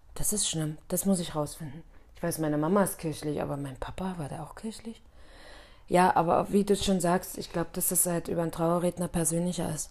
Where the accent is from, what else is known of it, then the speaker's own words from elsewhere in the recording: Bitterfeld-Wolfen, Saxony-Anhalt, Germany; now in Munich, Germany; also da, wo ich herkomme in Bitterfeld-Wolfen, ist es halt extrem so